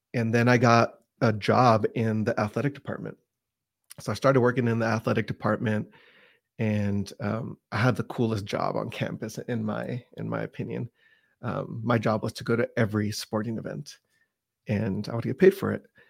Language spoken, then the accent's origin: English; Pasadena, California, United States; now in Utah, United States; I grew up in the, in the San Gabriel Valley, which is the Pasadena area